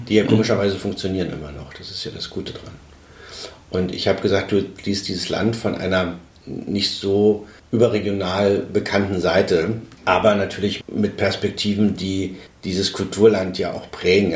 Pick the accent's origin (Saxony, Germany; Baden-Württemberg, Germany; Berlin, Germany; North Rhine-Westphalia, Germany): Saxony, Germany; Weißwasser; ich komme aus, aus Weißwasser